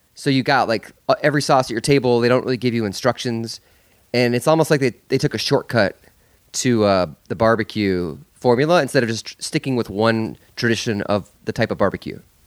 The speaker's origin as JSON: {"language": "English", "region": "Iowa", "country": "United States", "tie": "born or raised there", "moved": "yes", "said": "I grew up in Iowa for fifteen years"}